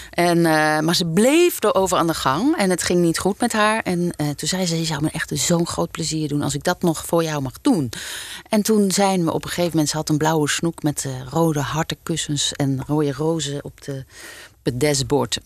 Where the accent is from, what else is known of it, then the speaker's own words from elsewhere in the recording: Nieuwkuijk, North Brabant, Netherlands; moved away as an adult; also born or lived in Hilversum / Utrecht; Ik kom dus uit Brabant. Ja. Eh, ik ben geboren in Nieuwkuik